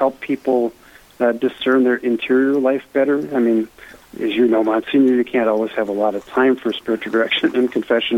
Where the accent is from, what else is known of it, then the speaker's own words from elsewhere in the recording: Eveleth, Minnesota, United States; I grew up in Eveleth, Minnesota. It's a small mining town about an hour north of Duluth here